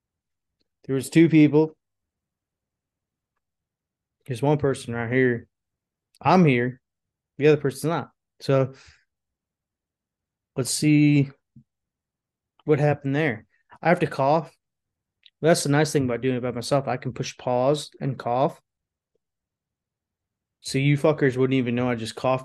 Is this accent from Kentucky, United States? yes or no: no; Florida, United States; moved away; also born or lived in California / Tennessee; I grew up in Florida